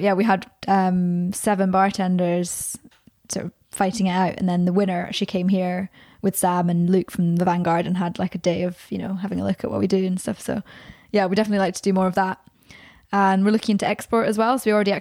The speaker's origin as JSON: {"language": "English", "region": "Scotland", "country": "United Kingdom", "tie": "born or raised there", "moved": "yes", "lives_now": "Birmingham, United Kingdom", "said": "back to my hometown"}